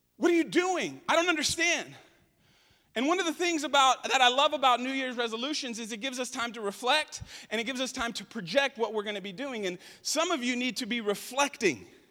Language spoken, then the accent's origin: English; United States